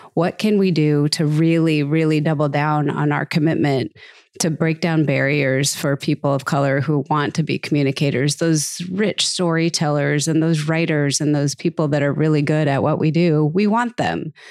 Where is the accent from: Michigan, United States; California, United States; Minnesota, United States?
Minnesota, United States; now in Phoenix, United States; I'm from Minnesota